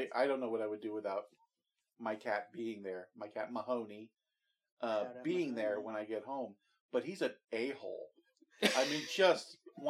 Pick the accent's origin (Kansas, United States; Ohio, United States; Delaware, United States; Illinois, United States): Kansas, United States; moved away as an adult; I grew up from the time we moved to Kansas when I was in sixth grade. Until the time that I left my hometown